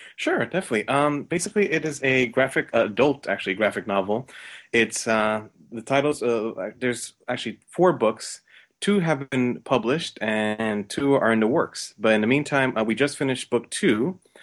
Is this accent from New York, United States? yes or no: yes; New York, United States; I'm originally from New York